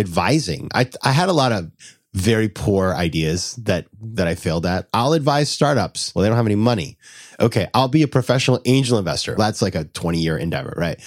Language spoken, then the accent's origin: English; Sanford, Maine, United States; moved away as an adult; also born or lived in Washington, D.C.; I'm from a town called Sanford, Maine